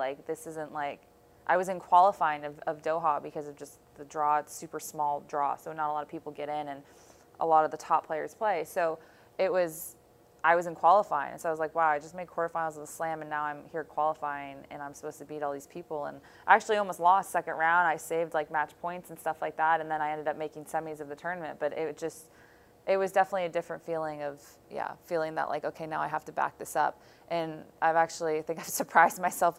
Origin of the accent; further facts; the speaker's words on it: Buffalo, New York, United States; born there; I mean, I was born here, and now that we're back here, I usually just say it's my hometown